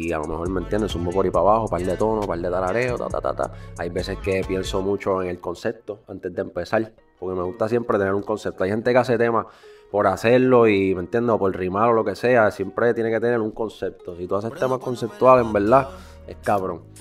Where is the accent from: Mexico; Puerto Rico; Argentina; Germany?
Puerto Rico; Río Grande; also born or lived in San Juan; Bro, yo soy de Río Grande